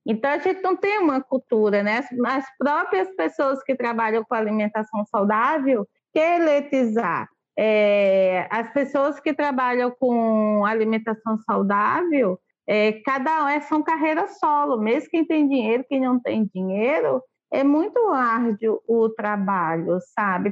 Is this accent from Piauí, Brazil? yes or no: no; Serraria, Paraíba, Brazil; moved away as an adult; now in Rio de Janeiro, Brazil; Eu sou de Serraria da Paraíba, com muito orgulho, moro aqui na Babilônia há 20 anos